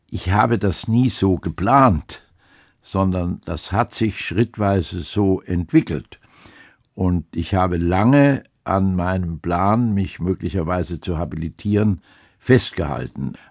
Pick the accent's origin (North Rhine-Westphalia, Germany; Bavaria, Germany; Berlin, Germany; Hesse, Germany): Hesse, Germany; also born or lived in Lower Saxony / Baden-Württemberg; im Übrigen bin ich in Niedersachsen geboren, in Hessen aufgewachsen, in Baden-Württemberg habe ich studiert und meine Familie stammt aus Bayern.